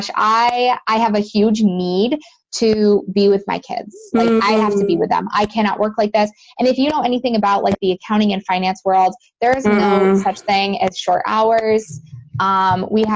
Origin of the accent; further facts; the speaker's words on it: Western New York, United States; I'm originally from Western New York, and I'm pretty close to Buffalo